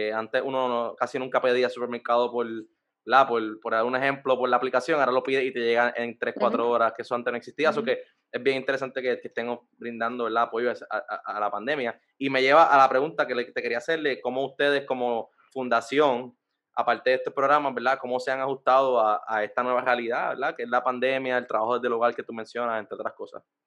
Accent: San Juan, Puerto Rico; yo soy de San Juan, nacido y criado en San Juan

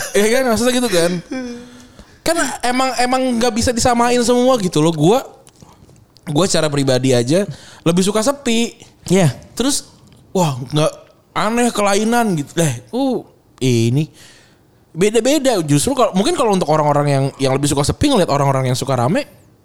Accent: Bekasi, West Java, Indonesia; gue dari Bekasi

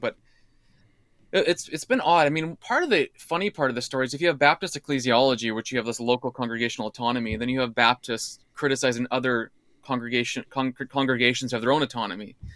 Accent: Alberta, Canada; moved away; also born or lived in British Columbia / United States; I grew up in Alberta, well, B C in Alberta

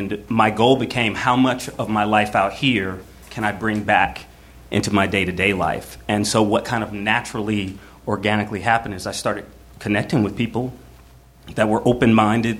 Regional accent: Georgia, United States; moved away; I'm from Georgia, so as conservative red state as you can get

